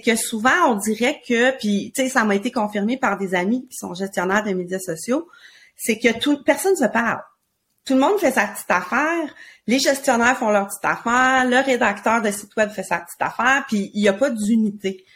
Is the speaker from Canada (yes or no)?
yes; Quebec, Canada; on vient du Québec